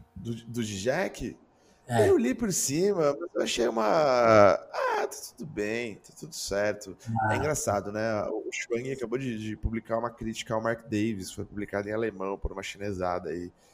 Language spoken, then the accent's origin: Portuguese; Brazil; a gente sendo brasileiro ainda